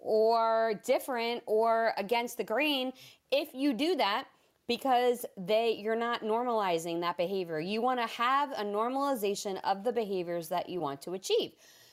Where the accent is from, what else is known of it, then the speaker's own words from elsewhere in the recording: New Jersey, United States; now in Georgia, United States; It's why I am originally from the Northeast. I moved to Georgia, where I live now, from New Jersey.